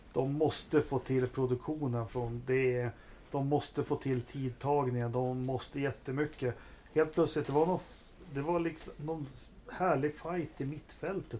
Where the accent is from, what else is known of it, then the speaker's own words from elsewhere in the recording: Västerås, Västmanland, Sweden; här i Västerås där jag bodde